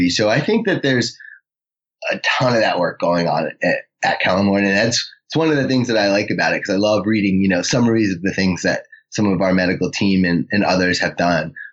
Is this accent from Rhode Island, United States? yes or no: yes; Rhode Island, United States; now in New York, United States; I'm not a native New Yorker, I'm a transplant from Rhode Island.